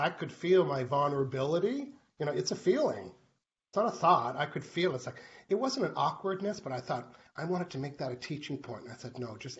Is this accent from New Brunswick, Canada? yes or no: yes; New Brunswick, Canada; moved away; I lived in New Brunswick. I was born in New Brunswick where the snow drifts were 8 feet